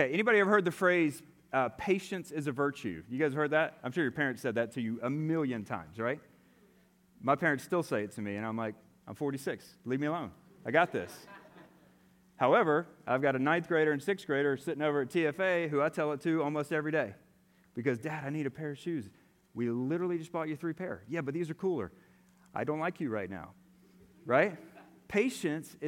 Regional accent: Atlanta, Georgia, United States; I'm from Atlanta.

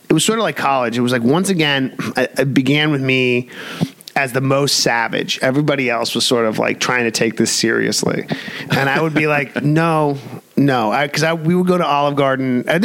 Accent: New York City, New York, United States; moved away as an adult; I grew up in New York City

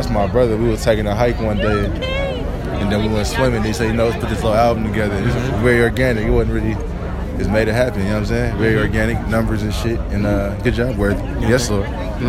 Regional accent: San Francisco, California, United States; I'm from the Bay, Frisco.

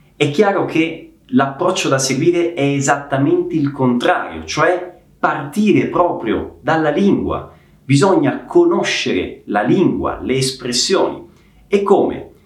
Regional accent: Messina, Sicily, Italy; sono di Messina, cioè sono originario di Messina.

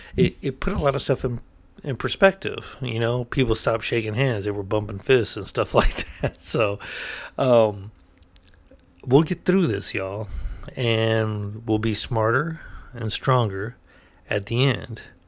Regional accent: United States; I'm an American

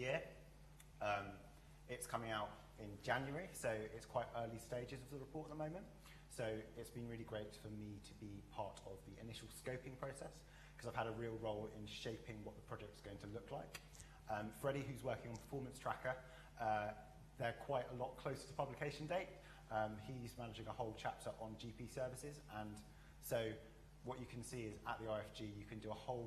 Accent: London, United Kingdom; also born or lived in Barbados / York; I was born in Barbados, but I spent most of my childhood in South London

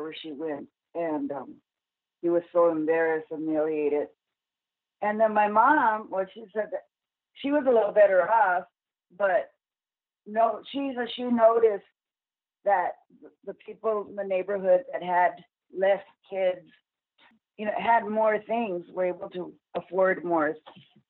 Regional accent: El Paso, Texas, United States; I grew up in El Paso

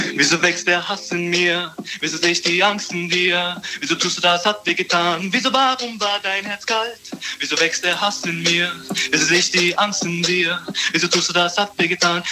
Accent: Baden-Baden, Baden-Württemberg, Germany; Ich komme aus Baden-Baden

